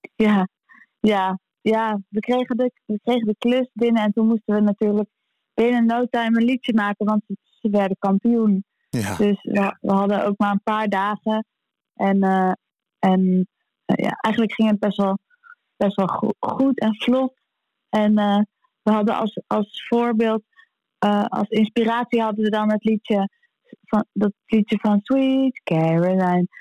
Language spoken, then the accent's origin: Dutch; Amsterdam, North Holland, Netherlands; we als Amsterdammer en als, als, als, eh, Ajaziet